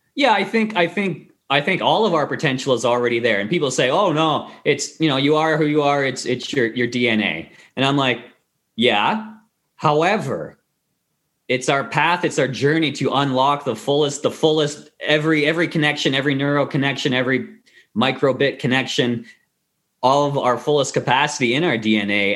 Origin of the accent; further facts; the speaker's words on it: Kingston, Ontario, Canada; moved away as an adult; also born or lived in Victoria, Canada; now in Vancouver, Canada; I went back to my hometown, Kingston, Queens, Queens University